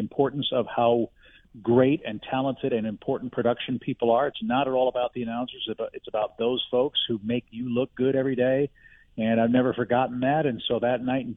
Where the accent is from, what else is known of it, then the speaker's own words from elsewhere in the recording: St. Louis, Missouri, United States; moved away as an adult; also born or lived in Georgia / Atlanta / Seattle / Chicago; I grew up in West County, St. Louis, and graduated high school there